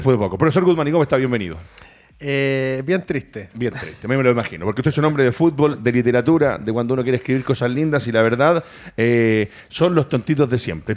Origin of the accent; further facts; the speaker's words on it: Chile; nosotros como los chilenos